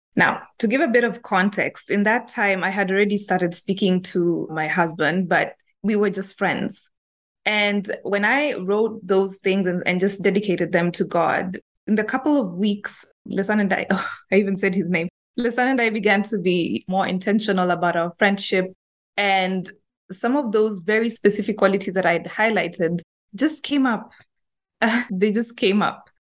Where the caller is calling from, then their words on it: Nairobi, Kenya; I'm calling in from Kenya, Nairobi, Kenya, and I'm in the HR profession.